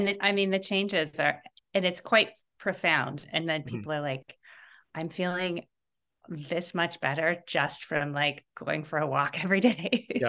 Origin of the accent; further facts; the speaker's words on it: Canada; growing up in Canada and then, you know, living at high latitudes a lot of the time.